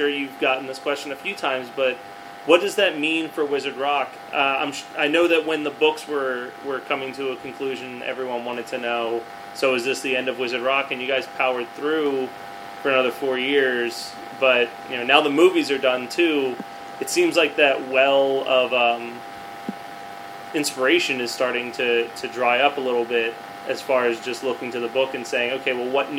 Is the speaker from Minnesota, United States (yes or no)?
no; Philadelphia, Pennsylvania, United States; growing up in Philly in the, you know, late 90s, early 2000s